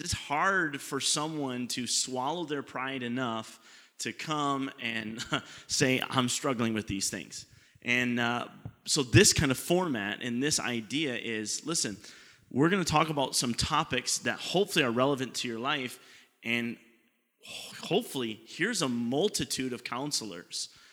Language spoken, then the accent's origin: English; Canada; we're Canadian